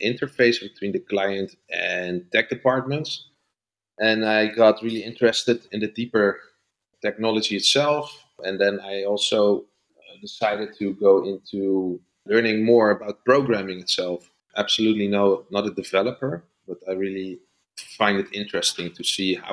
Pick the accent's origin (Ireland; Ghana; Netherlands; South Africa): Netherlands; I'm from the Netherlands